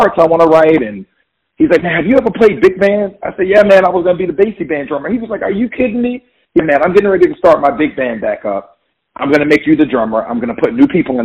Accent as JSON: {"language": "English", "town": "Jacksonville", "region": "Florida", "country": "United States", "tie": "born or raised there", "moved": "as an adult", "lives_now": "New York, United States", "said": "growing up in Florida, I was exposed to gospel music."}